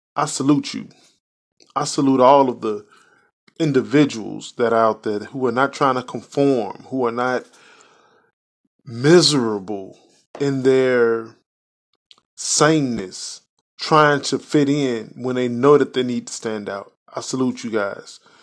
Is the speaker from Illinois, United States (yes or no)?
yes; Chicago, Illinois, United States; now in Indiana, United States; I was born and raised in Chicago, live in Indiana